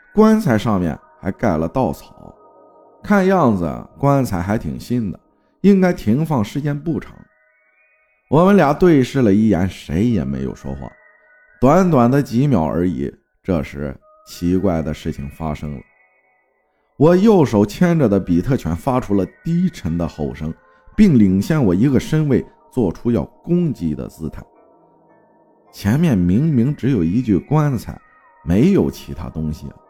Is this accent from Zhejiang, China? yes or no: yes; Hangzhou, Zhejiang, China; 我生活在江南水乡美丽的杭州萧山，土生土长的城里人